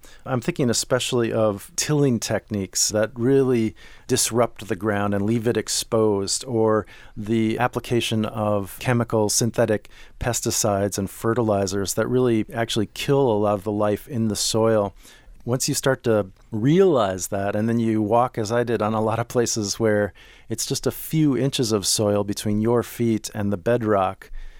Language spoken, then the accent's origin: English; Minneapolis, Minnesota, United States; I grew up in Minneapolis, and my grandparents lived in southern Illinois.